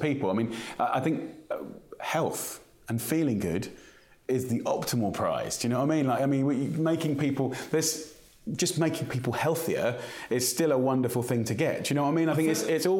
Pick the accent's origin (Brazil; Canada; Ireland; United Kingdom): United Kingdom; to be British is driven by our food. Our national dish is chicken tikka masala and fish and chips